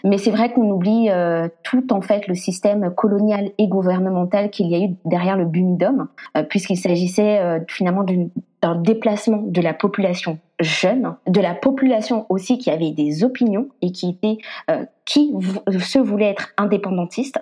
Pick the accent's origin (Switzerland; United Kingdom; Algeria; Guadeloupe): Guadeloupe; je suis guadeloupéenne